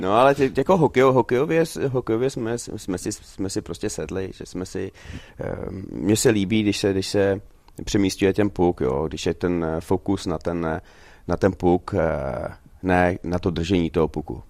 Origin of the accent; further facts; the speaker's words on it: Czechia; moved away as an adult; also born or lived in Sweden; jsem se vrátil sem loni, tak já jsem tady vždycky byl dva, tři týdny v létě